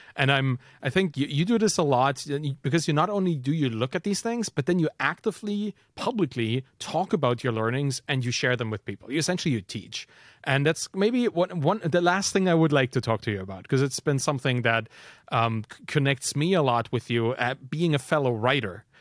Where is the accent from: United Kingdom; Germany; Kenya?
Germany; I'm from Germany